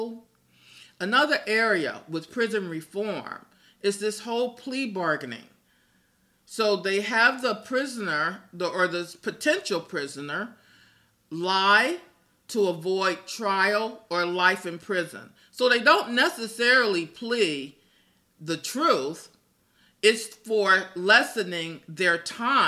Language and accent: English; Gary, Indiana, United States; my hometown of Gary, Indiana